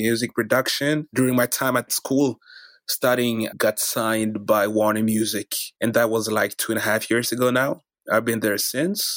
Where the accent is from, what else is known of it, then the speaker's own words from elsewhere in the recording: Norway; also born or lived in Democratic Republic of the Congo; I'm basically from the Democratic Republic of Congo. Came to Norway when I was 4. I've been living in Norway since.